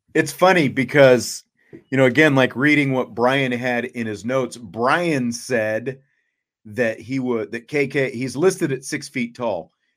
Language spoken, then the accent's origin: English; Salina, Kansas, United States; where I'm from, I'm from Salina, Kansas